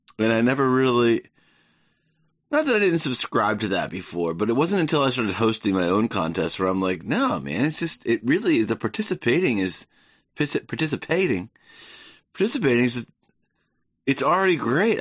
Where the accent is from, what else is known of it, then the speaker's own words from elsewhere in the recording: the South, United States; moved away; growing up in the South